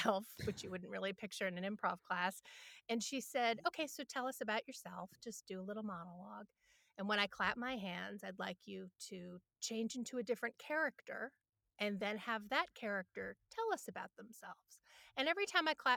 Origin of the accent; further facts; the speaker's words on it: New York City, New York, United States; growing up in New York City